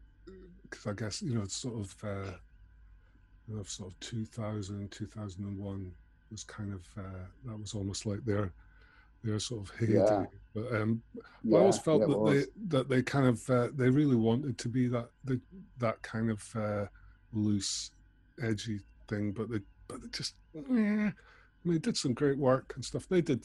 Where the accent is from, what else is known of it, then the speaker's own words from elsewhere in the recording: Scotland, United Kingdom; now in London, United Kingdom; because I came down from Scotland to London at that time